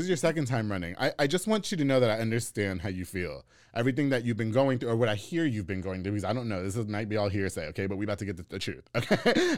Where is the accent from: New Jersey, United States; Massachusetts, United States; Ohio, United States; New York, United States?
New York, United States; also born or lived in Hewitt, Texas; now in Waco, United States; I'm from New York, so I only knew you, New York and then living in Hewitt.